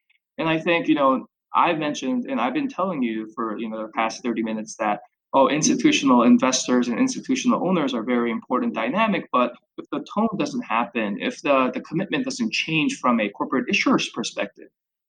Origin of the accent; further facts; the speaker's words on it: Chicago, Illinois, United States; So obviously, me sort of growing up in Chicago, even from an undergrad for my undergraduate, et cetera